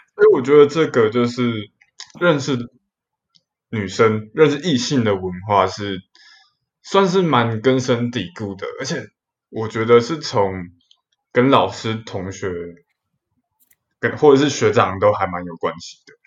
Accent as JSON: {"language": "Chinese", "region": "Kaohsiung", "country": "Taiwan", "said": "我是从高雄的雄中来的"}